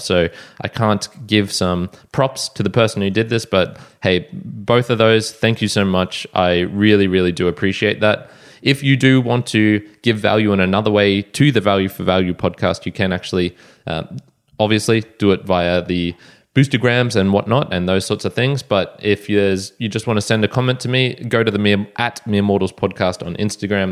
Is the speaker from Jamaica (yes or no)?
no; Australia; I'm Australian